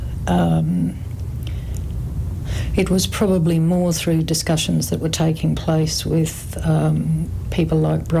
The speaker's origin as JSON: {"language": "English", "town": "Gold Coast", "region": "Queensland", "country": "Australia", "tie": "born or raised there", "also_born_or_lived": "Brisbane / Millmerran", "said": "I grew up primarily on the Gold Coast"}